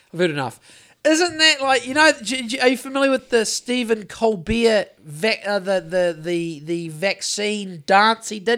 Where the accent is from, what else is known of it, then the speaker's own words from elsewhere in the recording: New Zealand; growing up in Great Mountain in the nineties